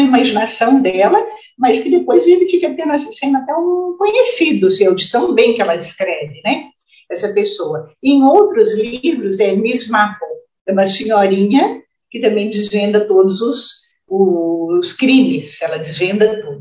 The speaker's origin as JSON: {"language": "Portuguese", "town": "São João del-Rei", "region": "Minas Gerais", "country": "Brazil", "tie": "born or raised there", "moved": "yes", "said": "eu nasci em São João del Rei, morei pouco, mas passei minha infância quase inteira ainda em São João del Rei."}